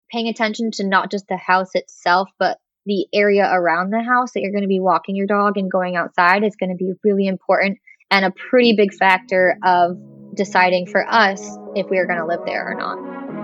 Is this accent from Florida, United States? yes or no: yes; Florida, United States; also born or lived in Kentucky; now in Virginia, United States; I grew up in Florida